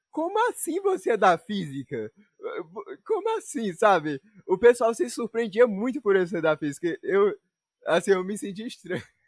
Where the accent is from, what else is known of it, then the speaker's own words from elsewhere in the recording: Northeast Region, Brazil; eu, como um bom nordestino